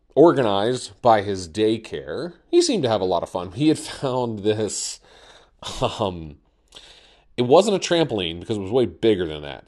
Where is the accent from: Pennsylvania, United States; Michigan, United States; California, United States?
Pennsylvania, United States; Central; I'm here from Central Pennsylvania